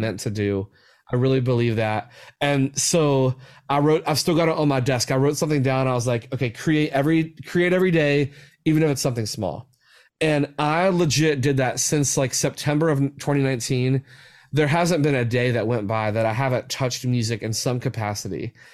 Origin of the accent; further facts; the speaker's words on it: West Virginia, United States; especially my home state, like, I'm so passionate about West Virginia and, like, where I grew up